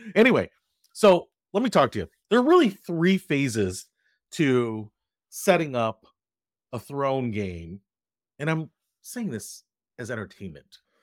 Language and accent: English; Detroit, Michigan, United States; I grew up in Detroit